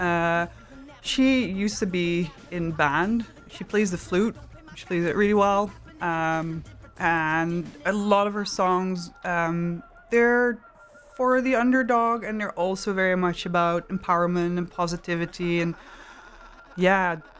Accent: Maastricht, Limburg, Netherlands; I grew up in Maastricht. It's the south of the Netherlands

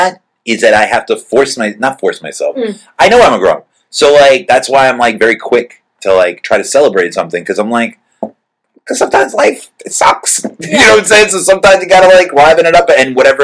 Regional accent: United States

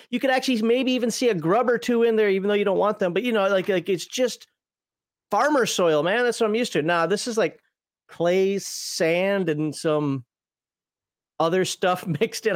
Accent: Minnesota, United States; also born or lived in the South (US); now in Southern United States; I'm from Minnesota

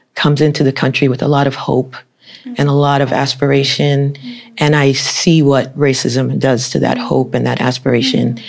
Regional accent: United States; my parents are from Haiti. I was born in the United States

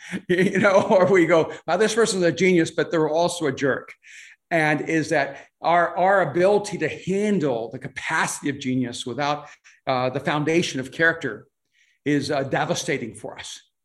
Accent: El Salvador; English is a second language; now in United States; I'm from El Salvador, so English is my second language

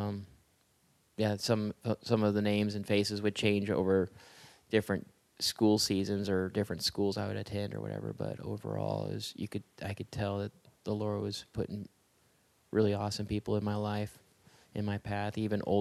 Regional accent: Southern California, United States; I was born and reared in Southern California

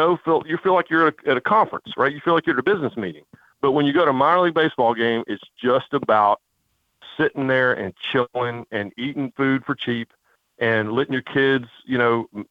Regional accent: the Carolinas, United States; I grew up in the Carolinas

